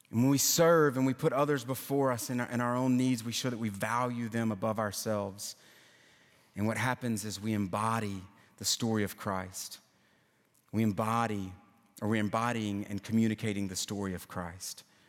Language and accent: English; Louisiana, United States; now in Nashville, United States; I'm from Louisiana